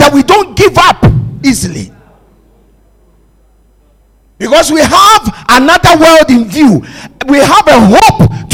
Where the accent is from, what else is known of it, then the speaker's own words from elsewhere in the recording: Accra, Greater Accra, Ghana; I come from Bukom